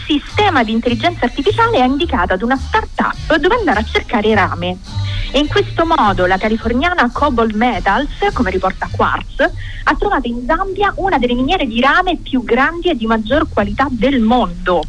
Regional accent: Rome, Lazio, Italy; io vengo da Ostia, ma sono, sono una di Ostia

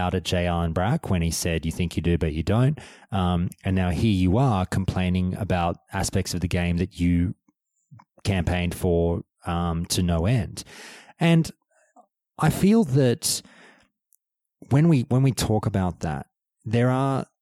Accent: Australia; I'm an Australian

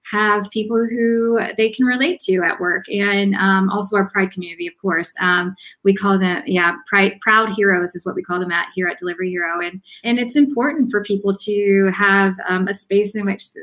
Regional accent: the South, United States; I'm I'm from the South. I um, I had a very strong accent.

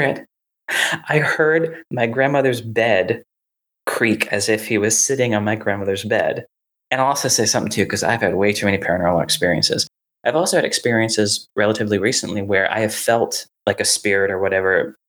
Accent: Raleigh, North Carolina, United States; where I grew up in Raleigh

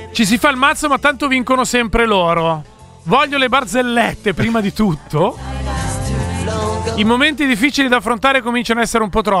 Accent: Piacenza, Emilia-Romagna, Italy; Ragazzi, senza offesa, ma da Piacentino posso dire fortunatamente non sono lombardo.

